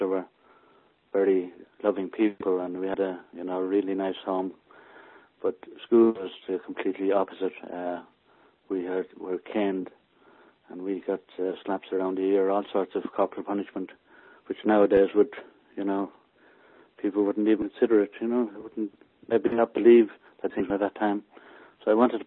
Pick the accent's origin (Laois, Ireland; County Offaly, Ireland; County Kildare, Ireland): County Kildare, Ireland; Maynooth; accent: country accent; moved away as an adult; now in United Kingdom; We lived in a village called Maynooth, which is quite a big town now.